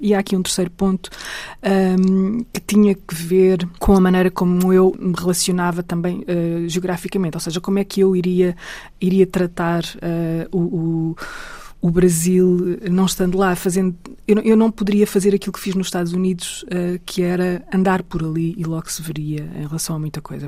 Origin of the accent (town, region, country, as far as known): Portugal